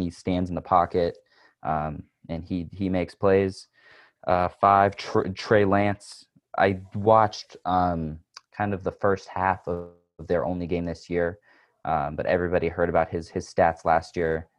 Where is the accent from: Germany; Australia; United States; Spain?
United States; Charlotte, North Carolina; also born or lived in Chapel Hill, North Carolina; I'm originally from Charlotte, North Carolina